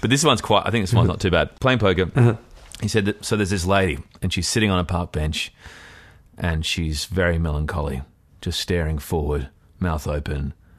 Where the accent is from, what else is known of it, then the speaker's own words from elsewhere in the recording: Australia; I found, like a lot of immigrant kids or offspring of immigrants, that sport was the great unifier growing up in Australia.